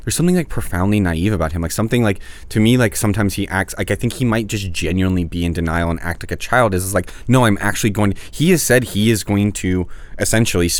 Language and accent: English; New Orleans, Louisiana, United States; now in Los Angeles, United States; one of them from my hometown, Mitch Landrieu